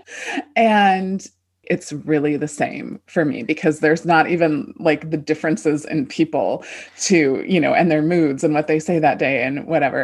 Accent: California, United States; moved away; also born or lived in Midwest / East Coast; I grew up in California, but then I lived all over

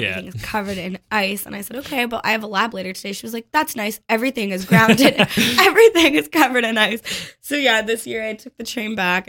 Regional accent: Toronto, Ontario, Canada; now in Montreal, Canada; I grew up in Toronto, right? And now I live in Montreal.

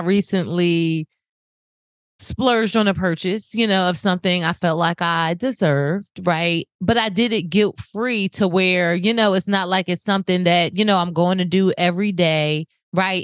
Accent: New Jersey, United States; now in Florida, United States; I'm from New Jersey

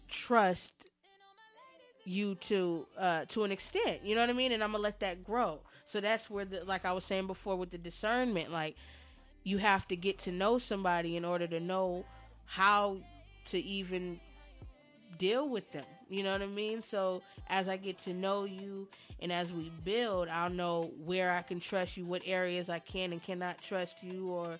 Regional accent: San Diego, California, United States; now in Dayton, United States; well, I'm in Dayton now, but we're from San Diego. California

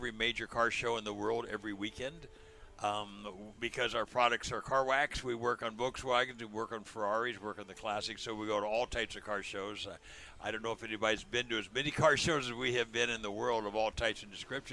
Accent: Southern California, United States; I was born and raised in Southern California, right in the middle of the car hobby

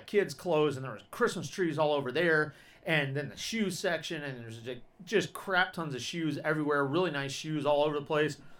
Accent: Georgia, United States; I grew up in Georgia

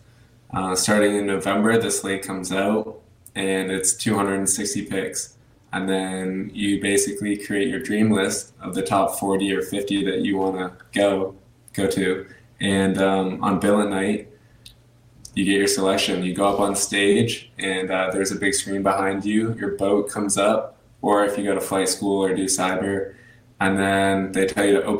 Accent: Portland, Maine, United States; born and raised Portland, Maine. I went to Cape Elizabeth Middle School, High School

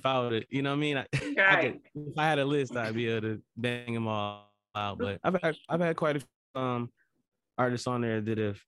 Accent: Lansing, Michigan, United States; Lansing, pretty much with me being here, mm-hmm. and me growing up here, even getting away for some years, going to college and coming back

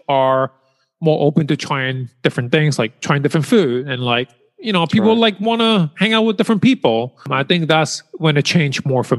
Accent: New York City, New York, United States; born or raised there; first language Chinese; English is a second language

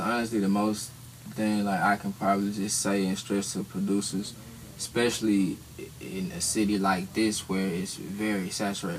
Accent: Atlanta, Georgia, United States; I'm from Atlanta, located in Atlanta.

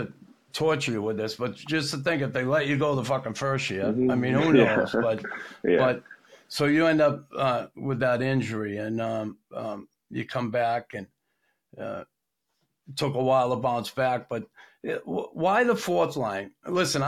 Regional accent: Boston, Massachusetts, United States; growing up in Boston

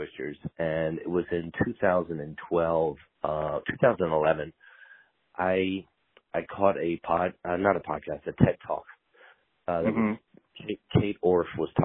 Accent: New York, United States; I'm a New Yorker.

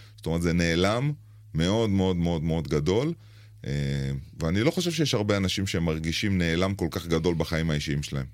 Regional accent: Israel; אנחנו ישראלים במצרים

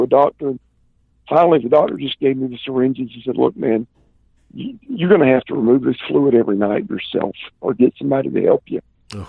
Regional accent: the South, United States; And I'm from the South, man, and if something hurts, the way you fix it is you get a goodie powder.

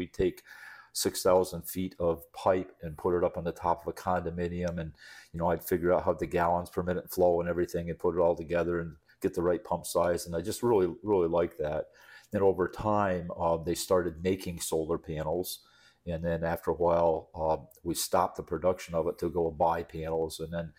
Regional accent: New York, United States; moved away as an adult; Yeah, so I came down from the Adirondack Mountains in upstate New York, 1970, to go to Embry-Riddle Aeronautical University, learn how to fly.

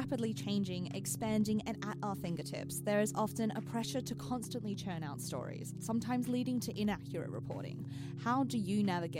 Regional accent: Australia; especially as Australian journalists

